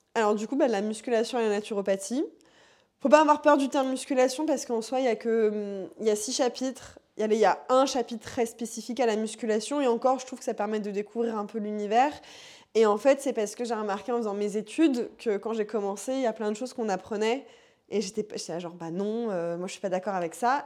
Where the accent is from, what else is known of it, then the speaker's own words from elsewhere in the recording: Paris suburbs, Île-de-France, France; je viens de la banlieue parisienne 93 euh, Voilà. J'ai toujours vécu là-bas, je vis toujours là-bas